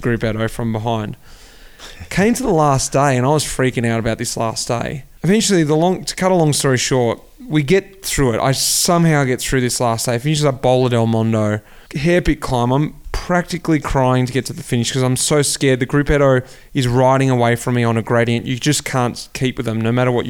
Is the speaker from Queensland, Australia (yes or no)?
no; Melbourne, Victoria, Australia; moved away as an adult; also born or lived in Belgium; my hometown, Melbourne, out the back of Hurstbridge, King Lake.